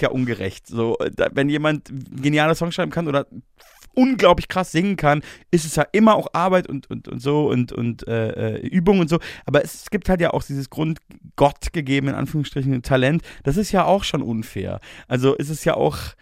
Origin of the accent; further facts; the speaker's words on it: Bavaria, Germany; Ich komme ja aus Bayern